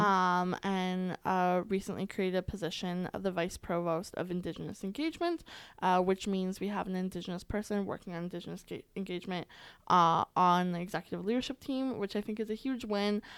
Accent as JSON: {"language": "English", "region": "Alberta", "country": "Canada", "tie": "born or raised there", "said": "I was born and raised here in Alberta"}